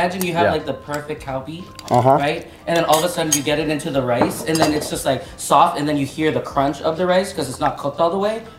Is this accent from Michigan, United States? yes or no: no; Corona, California, United States; moved away as an adult; now in Los Angeles, United States; I came from Corona, California, which is like an hour east from LA.